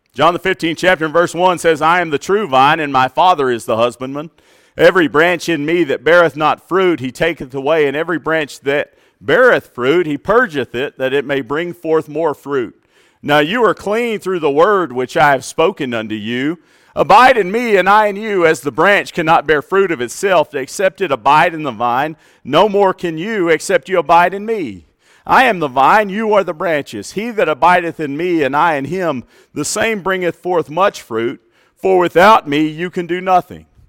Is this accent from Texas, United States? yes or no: yes; Plainview, Texas, United States; Growing up in Plainview, Texas